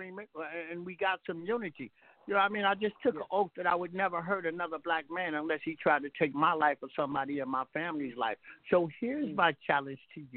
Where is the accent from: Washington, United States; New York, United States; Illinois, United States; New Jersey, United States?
Illinois, United States; Chicago; now in Los Angeles, United States; I'm out of Chicago